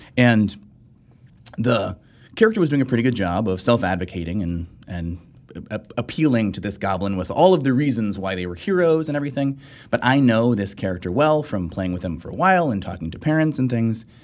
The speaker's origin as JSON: {"language": "English", "region": "South Texas", "country": "United States", "tie": "born or raised there", "said": "I grew up in South Texas"}